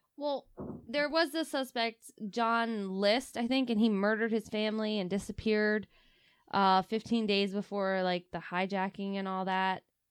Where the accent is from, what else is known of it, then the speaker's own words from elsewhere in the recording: Delaware, United States; we're from Delaware